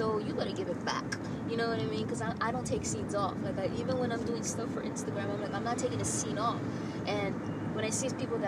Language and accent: English; New York, United States; now in Los Angeles, United States; I'm a New Yorker. Living